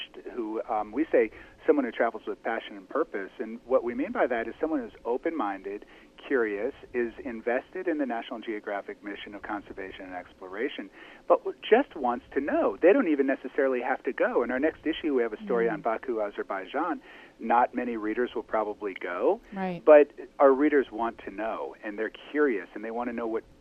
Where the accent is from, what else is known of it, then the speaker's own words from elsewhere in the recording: Toledo, Ohio, United States; I grew up in Toledo, Ohio